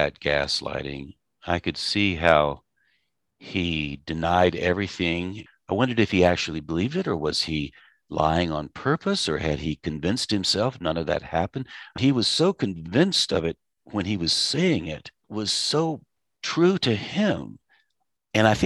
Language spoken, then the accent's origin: English; Asheville, North Carolina, United States; I grew up in Asheville. I grew up in the 50s.